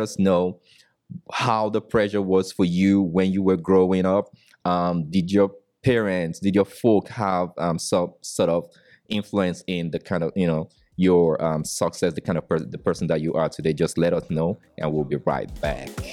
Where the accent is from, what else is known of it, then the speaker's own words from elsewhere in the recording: Nigeria; moved away as an adult; now in United States; I came from Nigeria